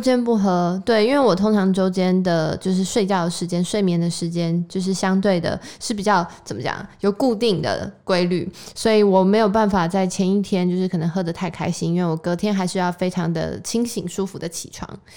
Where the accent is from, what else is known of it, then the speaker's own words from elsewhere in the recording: Taiwan; 我们就是身在台湾